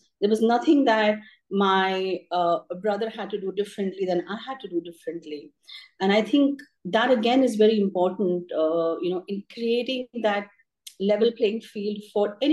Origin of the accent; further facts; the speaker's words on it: Mumbai, Maharashtra, India; I grew up in Bombay. So my parents moved from Delhi to Bombay just when I was born